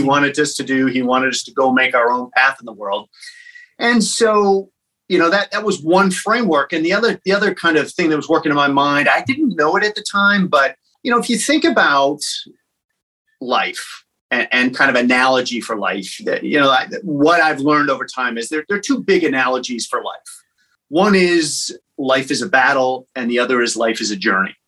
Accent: Peoria, Illinois, United States; moved away; I grew up in a town called Peoria, Illinois

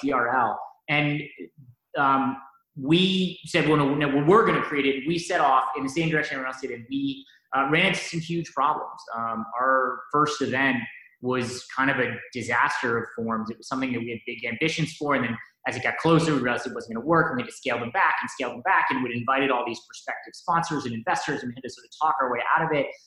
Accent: Wellesley, Massachusetts, United States; I grew up in Wellesley and uh, sort of a, a, you know, Boston native

